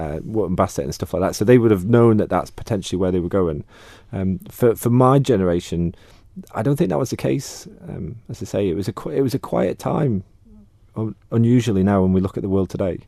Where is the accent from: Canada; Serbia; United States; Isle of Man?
Isle of Man; Peel; moved away as an adult; I grew up in Peel to begin with.